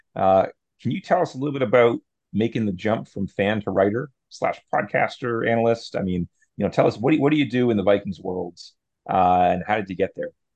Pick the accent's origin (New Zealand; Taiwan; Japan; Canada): Canada; Sam and I, we're both Canadian, we're from Canada.